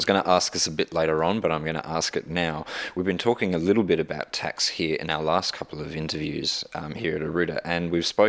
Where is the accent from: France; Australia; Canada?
Australia; Because Australia, we're very different from India.